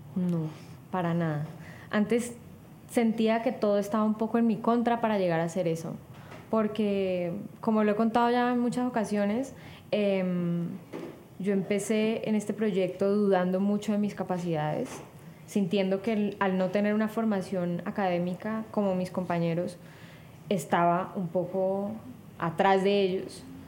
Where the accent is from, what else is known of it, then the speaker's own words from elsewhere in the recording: Cali, Valle del Cauca, Colombia; yo que soy de Cali además y que me siento muy conectada con, esa efervescencia em, de nuestra identidad